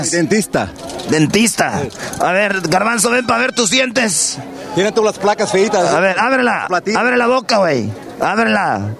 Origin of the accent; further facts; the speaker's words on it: Guadalajara, Jalisco, Mexico; now in Bakersfield, United States; De Guadalajara, somos de Guadalajara. ¿Cuánto tiempo viviendo en Bakersfield? Uh, ah, 10 años, diez años.